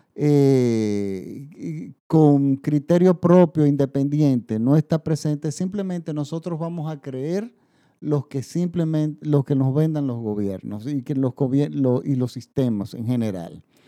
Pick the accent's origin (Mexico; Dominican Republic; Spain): Dominican Republic